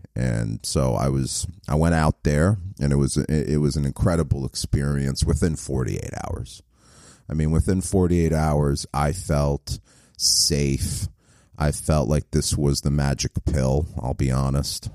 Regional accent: New York, United States; moved away; I'm from New York so originally

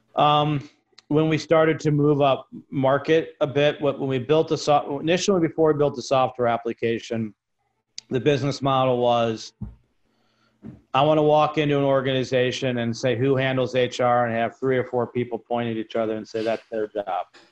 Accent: New York, United States; I'm a New Yorker

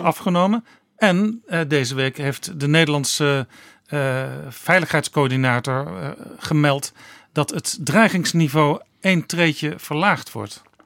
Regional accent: Netherlands; wij als Nederlanders

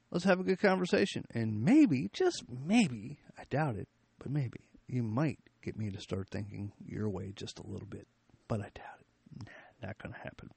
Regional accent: United States; we as the American people

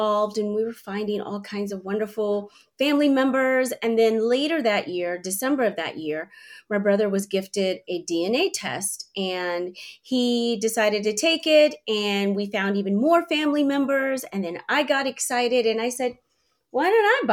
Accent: Washington, District of Columbia, United States; moved away as an adult; also born or lived in California; I was living in California at the time. I'm from the East Coast, from the DC area

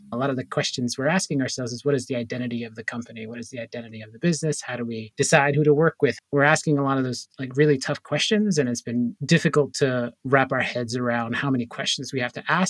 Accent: Puerto Rico; I'm from Puerto Rico. I'm Puerto Rican, but I grew up in sort of a mostly African-American community. And then I moved out to a mostly white community.

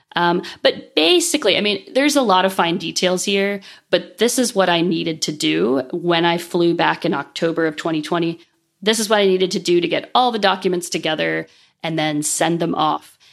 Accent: Cincinnati, Ohio, United States; moved away as an adult; also born or lived in Japan; now in Lisbon, Portugal; my hometown of Cincinnati, Ohio

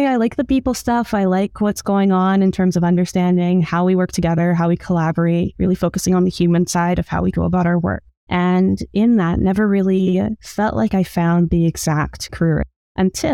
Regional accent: Edmonton, Alberta, Canada; now in Toronto, Canada; I grew up in Edmonton, Alberta

